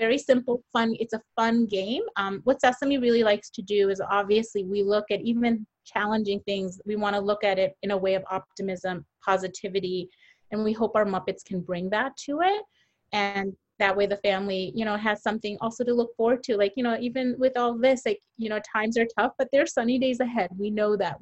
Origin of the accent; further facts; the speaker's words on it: Bangladesh; I'm from Bangladesh